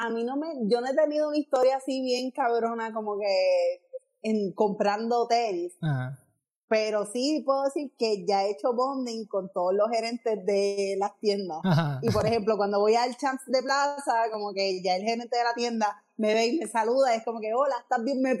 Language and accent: Spanish; Aguada, Puerto Rico; prefiero decir que soy de Aguada, decir que estoy de Ponce.